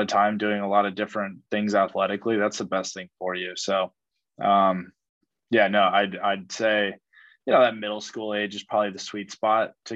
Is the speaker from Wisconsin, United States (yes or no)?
no; San Diego, California, United States; moved away; growing up in San Diego, you know, you're essentially surrounded by the military.